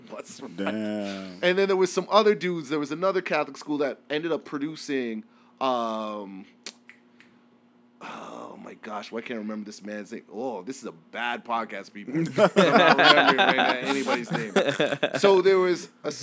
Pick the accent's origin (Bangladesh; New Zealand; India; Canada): Canada; Winnipeg, Manitoba; moved away; I'm from Winnipeg.